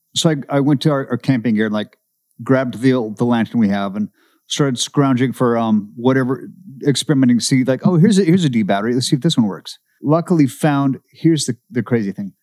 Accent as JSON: {"language": "English", "town": "Seattle", "region": "Washington", "country": "United States", "tie": "born or raised there", "moved": "yes", "said": "I grew up in Seattle"}